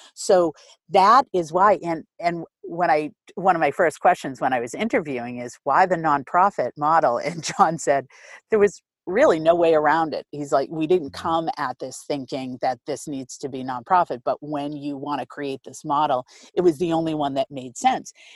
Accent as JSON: {"language": "English", "town": "Boston", "region": "Massachusetts", "country": "United States", "tie": "born or raised there", "said": "I grew up in Rosendale, Boston, born and bred"}